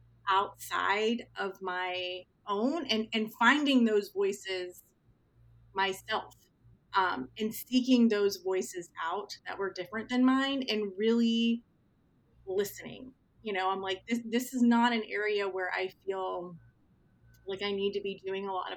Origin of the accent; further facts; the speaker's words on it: Northeast Ohio, United States; I grew up in Northeast Ohio, which is a steel mill town